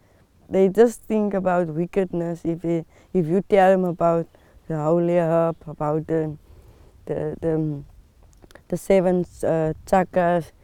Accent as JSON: {"language": "English", "town": "Citrusdal", "region": "Western Cape", "country": "South Africa", "said": "I'm from Citrusdal. I'm here now at Cedar Kloof"}